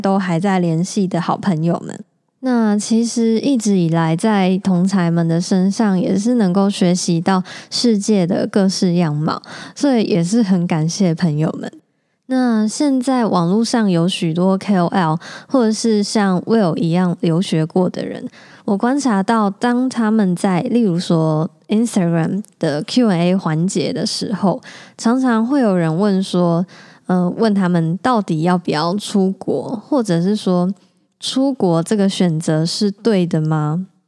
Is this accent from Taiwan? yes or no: yes; Taichung, Taiwan; 我从小就在台中长大，在台湾求学跟找工作，工作